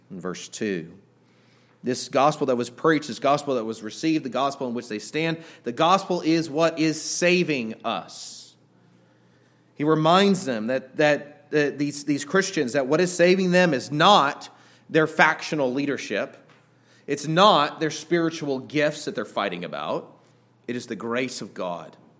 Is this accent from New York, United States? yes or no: no; Southern California, United States; I grew up in Southern California